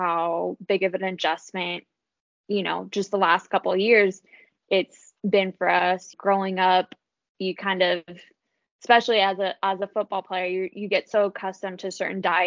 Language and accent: English; United States; moved away as an adult; now in Finland; I'm American